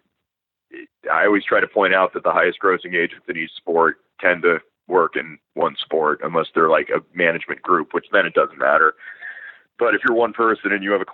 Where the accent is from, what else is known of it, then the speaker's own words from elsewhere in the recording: South Florida, United States; I'm from South Florida where everyone's Jewish